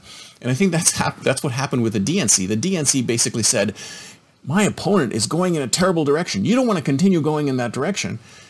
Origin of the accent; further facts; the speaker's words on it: Canada; moved away as an adult; now in United States; I'm originally Canadian and I came to America